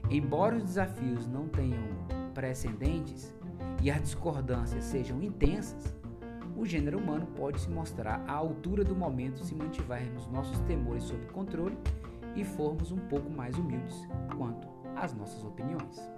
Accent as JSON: {"language": "Portuguese", "country": "Brazil", "said": "Eu mesmo tive conflito direto com russos né? por causa disso, porque eu tinha o meu hábito, como brasileiro a gente é muito mais, eu diria assim, aberto, muito mais tranquilo."}